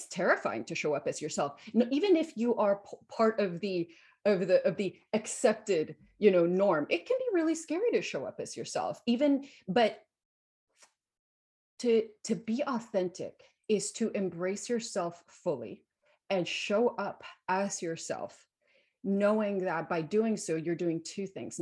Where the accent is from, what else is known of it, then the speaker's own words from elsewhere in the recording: Guatemala; moved away as an adult; So I grew up in Guatemala. I was born and raised in Guatemala. So I lived there until I was 18.